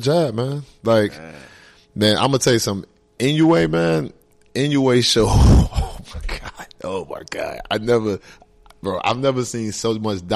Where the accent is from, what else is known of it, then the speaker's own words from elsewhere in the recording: Newark, New Jersey, United States; moved away; I'm originally from Newark